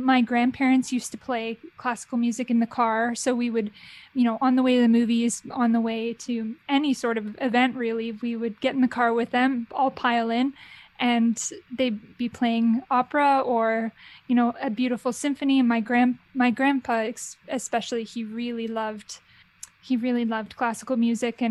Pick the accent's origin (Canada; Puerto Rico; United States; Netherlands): Canada; Brampton, Ontario; also born or lived in Oakville / London; I grew up in Brampton and then moved to Oakville for my high school